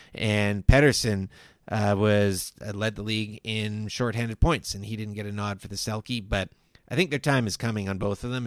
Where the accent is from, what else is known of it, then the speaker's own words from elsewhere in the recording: Victoria, British Columbia, Canada; Growing up in Victoria